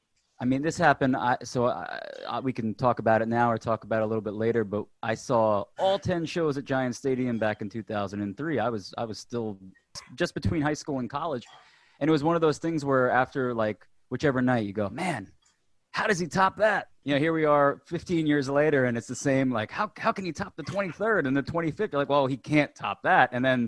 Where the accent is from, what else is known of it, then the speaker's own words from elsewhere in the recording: New Jersey, United States; Well, I'm originally from New Jersey, so we can talk about that a little bit.